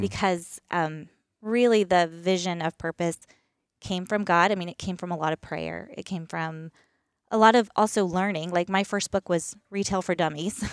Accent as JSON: {"language": "English", "region": "East Coast", "country": "United States", "tie": "born or raised there", "also_born_or_lived": "Pacific Northwest", "moved": "as an adult", "said": "born and raised on the East Coast"}